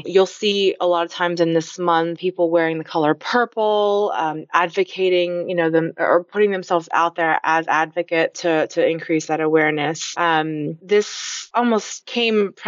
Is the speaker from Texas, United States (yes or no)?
yes; Dallas, Texas, United States; I was born and raised here in Dallas, Texas